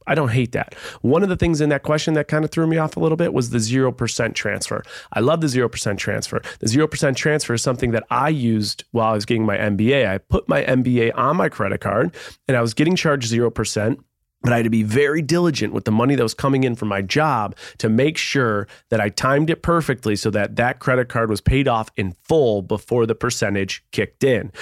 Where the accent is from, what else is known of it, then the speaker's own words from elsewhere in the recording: Buffalo, New York, United States; I grew up in Buffalo, a small town.